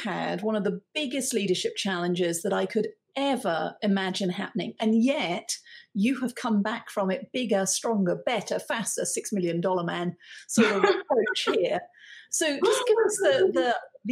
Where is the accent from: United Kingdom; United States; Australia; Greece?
United Kingdom; being British